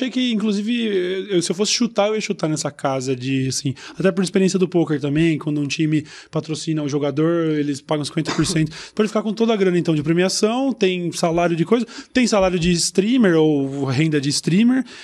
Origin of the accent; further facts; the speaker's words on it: Uberlândia, Minas Gerais, Brazil; moved away as an adult; now in São Paulo, Brazil; Sou de Uberlândia.